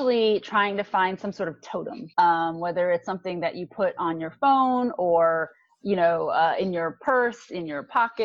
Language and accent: English; New York, United States; I am from New York